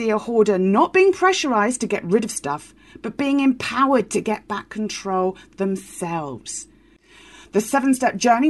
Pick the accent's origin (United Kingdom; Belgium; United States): United Kingdom; Banbury, South East England; from Banbury, Oxfordshire